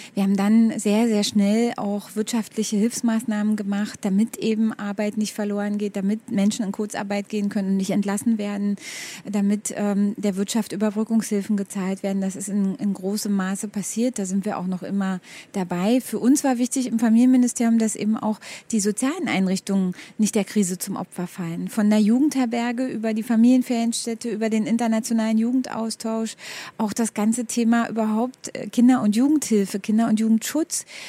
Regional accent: Berlin, Germany; ich bin Berlinerin

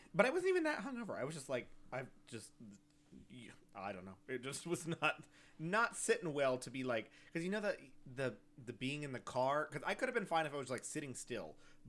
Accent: Schertz, Texas, United States; I always hated those people, specifically because I am from Schertz, and Schertz drives like that everywhere.

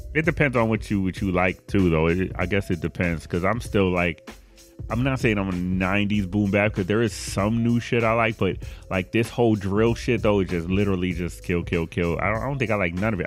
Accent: Buffalo, New York, United States; I'm from Buffalo

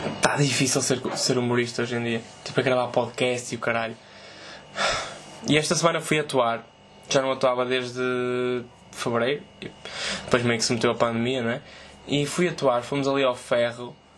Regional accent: Portugal; Eu sou português.

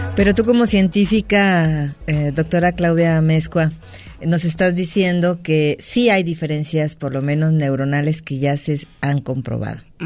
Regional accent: Mexico; todos somos mexicanos

